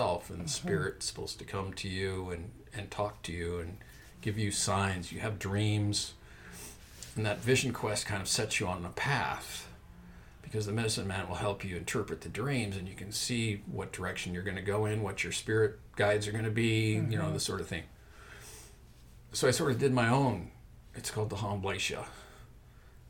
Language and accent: English; Montana, United States; moved away; the mountains of Montana, which is my home state